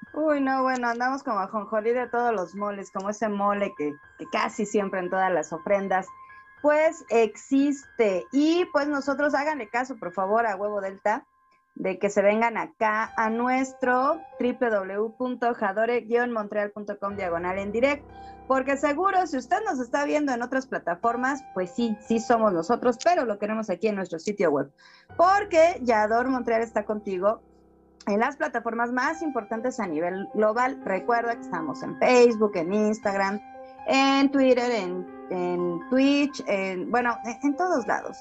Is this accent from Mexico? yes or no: yes; Mexico; nos identifica como mexicanos